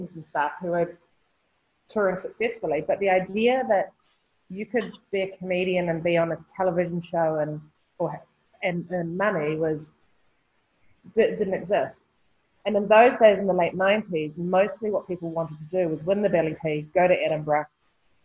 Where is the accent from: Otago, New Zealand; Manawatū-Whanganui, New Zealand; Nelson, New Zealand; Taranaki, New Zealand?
Nelson, New Zealand; Born and raised in Nelson, which is, you know, in the 70s and 80s was a hugely artistic, hippie community.